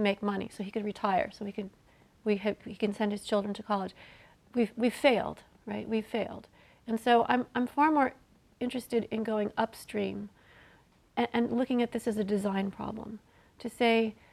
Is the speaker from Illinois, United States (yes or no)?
yes; Illinois, United States; my home state of Illinois